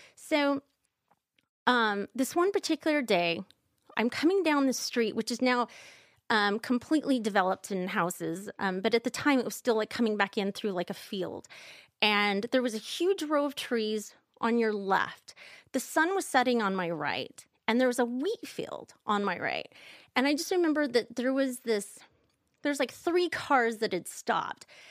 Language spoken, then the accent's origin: English; Kansas, United States; I'm from Kansas, like you are, Michael, and we, I'm not religious now, but growing up, I grew up in the Quaker Church